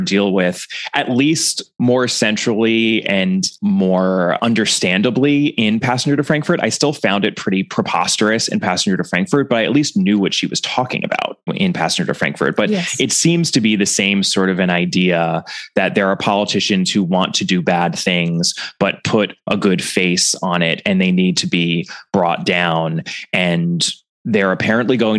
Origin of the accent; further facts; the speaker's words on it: United States; as an American